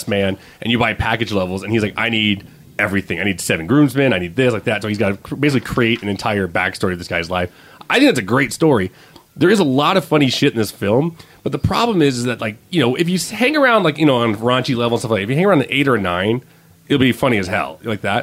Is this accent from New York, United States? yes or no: no; Salt Lake City, Utah, United States; we're actually from Salt Lake City